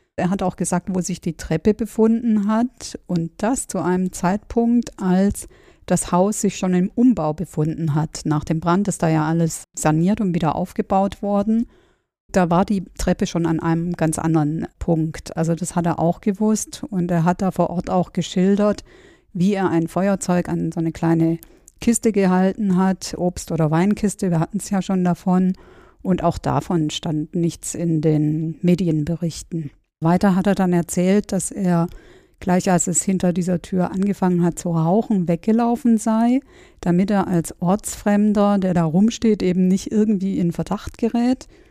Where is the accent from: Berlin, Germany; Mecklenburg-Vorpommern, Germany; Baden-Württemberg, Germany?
Baden-Württemberg, Germany; Stuttgart; kannte mich als Stuttgarterin äh, so ganz gut im Nachtleben aus